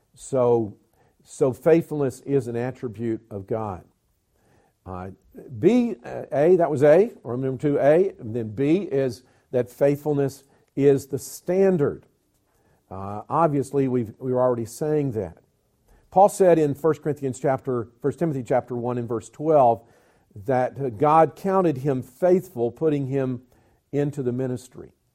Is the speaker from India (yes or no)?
no; Alabama, United States; accent: southern; moved away; also born or lived in Georgia / South Carolina / North Carolina / Tennessee; I was born in Georgia, raised in Alabama, schooled in South Carolina, pastored in North Carolina, youth pastored in Tennessee